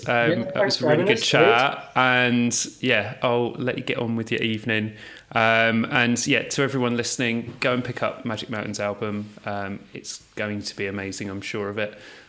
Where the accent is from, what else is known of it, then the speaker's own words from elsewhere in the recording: United Kingdom; I get it in the neck for being a southerner all the time